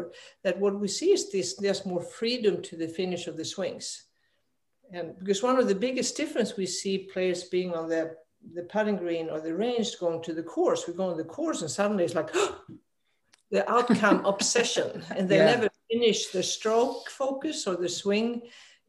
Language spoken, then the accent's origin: English; Sweden; moved away as an adult; also born or lived in Arizona, United States; so I'm a dual citizen now, American and Swedish, but I grew up in Sweden.